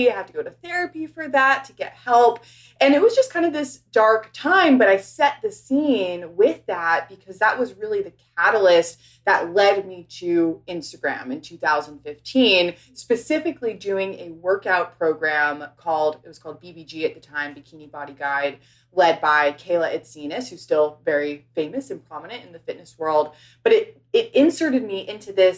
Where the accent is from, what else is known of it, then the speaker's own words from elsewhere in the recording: New York City, New York, United States; moved away as an adult; also born or lived in Los Angeles; I grew up in New York City, went to school out in LA, at USC.